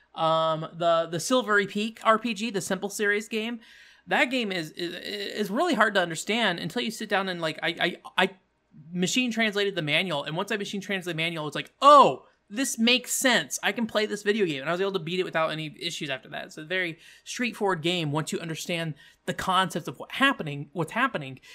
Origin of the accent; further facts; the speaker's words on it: United States; an American